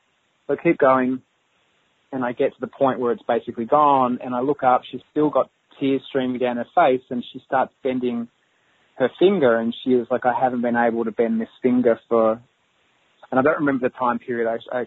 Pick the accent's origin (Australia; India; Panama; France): Australia; I'm from Australia